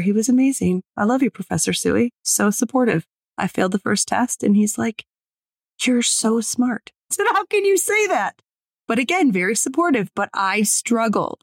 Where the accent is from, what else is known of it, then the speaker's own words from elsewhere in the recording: Detroit, Michigan, United States; I'm from Detroit